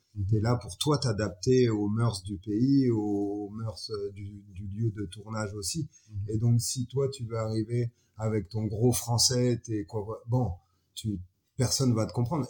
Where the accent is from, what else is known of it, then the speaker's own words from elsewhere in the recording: France; moved away as an adult; now in Niger; Je suis un petit Français qui s'est retrouvé sur le continent africain il y a 12 ans de ça